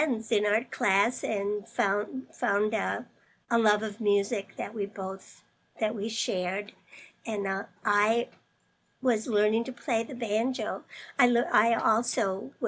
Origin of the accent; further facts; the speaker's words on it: Appleton, Wisconsin, United States; now in Madison, United States; I was born in Appleton, Wisconsin in 1947